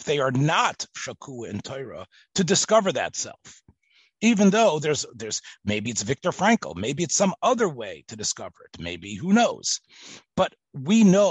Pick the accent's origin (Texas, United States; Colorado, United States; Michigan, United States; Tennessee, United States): Tennessee, United States; Memphis; growing up in Memphis, Tennessee, and being in America, and being like Yiddish and English together